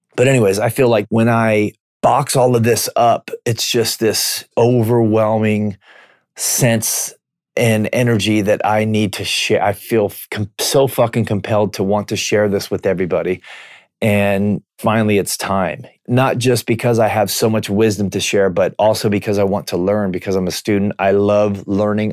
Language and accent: English; Washington, United States; I'm from Washington State